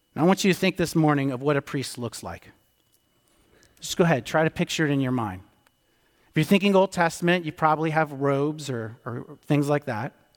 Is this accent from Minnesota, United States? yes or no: no; D.C., District of Columbia, United States; I grew up outside of Washington, D C